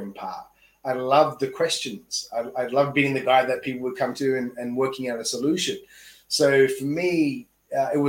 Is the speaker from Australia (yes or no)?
yes; Australia; moved away as an adult; now in Tokyo, Japan; I'm an Aussie here in Tokyo coaching someone in the US